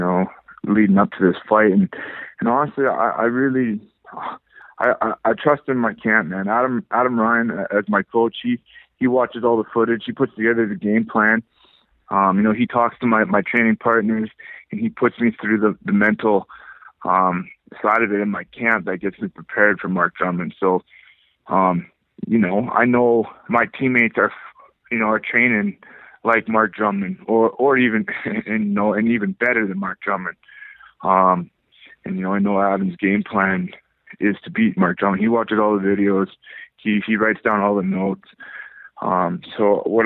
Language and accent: English; Powell River, British Columbia, Canada; also born or lived in Delta, British Columbia; now in Vancouver, Canada; I was born and raised in Powell River, British Columbia. My mom moved to Vancouver when I was in grade 7. I did high school in Vancouver, in Delta, from, you know, grade 8 to grade 11.